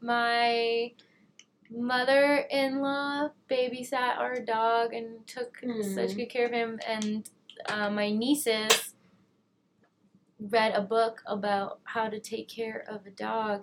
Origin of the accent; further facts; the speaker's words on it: Canada; moved away; the fact that I'm Canadian makes my day-to-day life just a little bit different than everyone around me because I have things like visas and taxes that I do totally different.